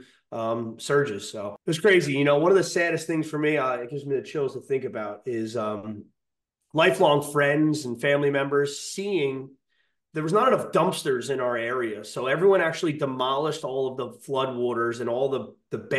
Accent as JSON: {"language": "English", "town": "Highlands", "region": "New Jersey", "country": "United States", "tie": "born or raised there", "said": "we're from Highlands. We're used to water being there."}